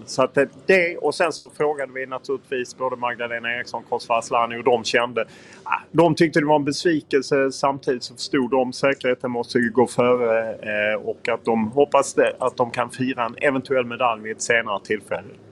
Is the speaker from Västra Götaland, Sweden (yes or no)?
no; Lund, Skåne, Sweden; now in Stockholm, Sweden; jag är ju från Lund